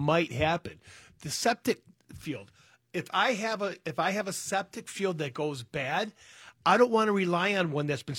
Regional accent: Berkley, Michigan, United States; I grew up in Berkeley, Mile and Coolidge, in a 1,100-square-foot, 3-bedroom, 1-bathroom, 7 people

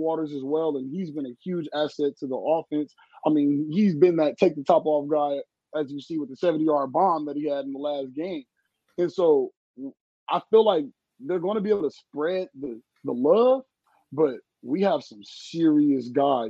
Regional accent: Los Angeles, California, United States; moved away; and now I'm from Los Angeles, California

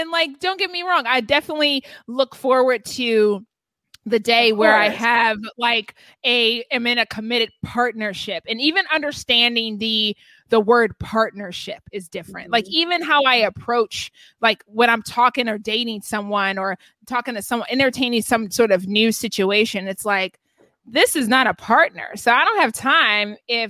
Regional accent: the South, United States; I grew up in the South

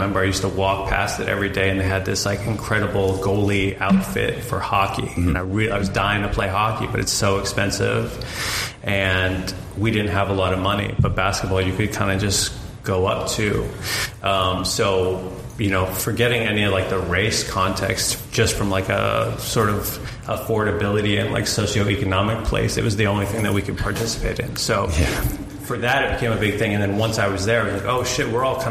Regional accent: Boston, Massachusetts, United States; I grew up in Boston, and you pretty much just get handed a Celtics and Patriots jersey when you come out of the womb there.

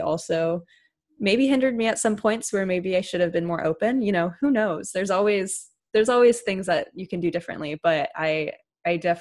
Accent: San Jose, California, United States; my hometown, whether that be from my school or my dance studios

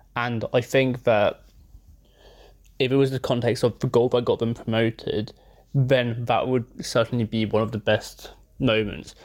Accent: London, United Kingdom; I'm from South London

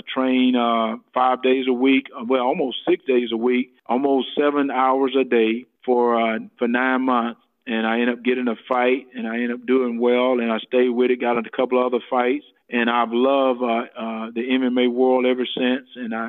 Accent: South Georgia, United States; moved away; also born or lived in Minnesota; I'm from South Georgia. I've never been around snow that much.

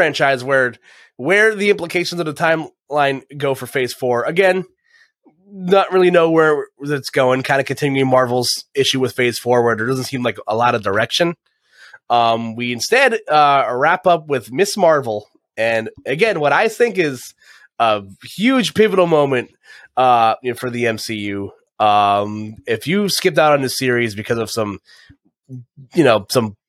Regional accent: New Jersey, United States

